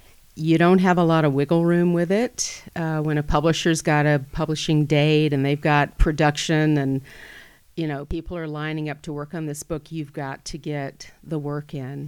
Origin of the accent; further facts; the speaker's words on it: the South, United States; I treasure that I'm from the South, and I love to visit there, and I'm glad that I'm from there. I feel like I bring a lot of what I grew up there with me, including a palate.